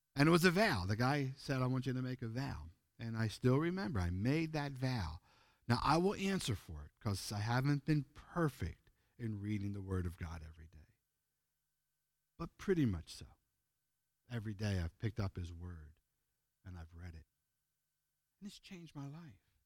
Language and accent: English; Pennsylvania, United States; moved away as an adult; also born or lived in Ozark, Arkansas; I'm from the East Coast, United States, Pennsylvania